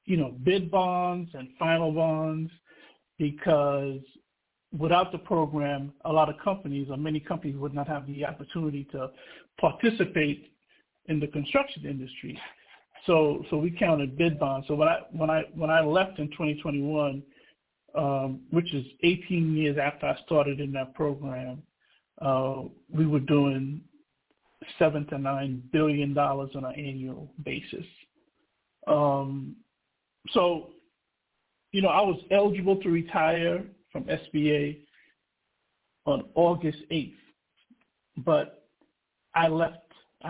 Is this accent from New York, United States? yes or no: yes; New York City, New York, United States; also born or lived in Trinidad and Tobago / Wilberforce, Ohio / Dayton, Ohio; I was born in Trinidad and Tobago, and I grew up in Brooklyn, New York